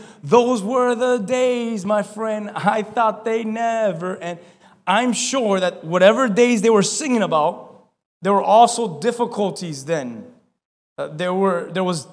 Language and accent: English; Key West, Florida, United States; I'm from Key West